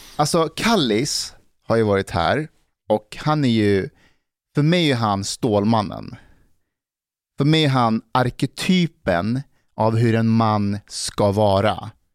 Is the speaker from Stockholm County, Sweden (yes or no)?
yes; Älta, Stockholm County, Sweden; när jag växte upp i Älta